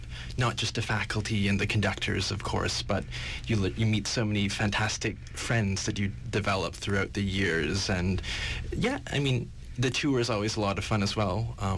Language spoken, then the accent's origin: English; Vancouver, British Columbia, Canada; And I'm from Vancouver. I'm actually a UBC student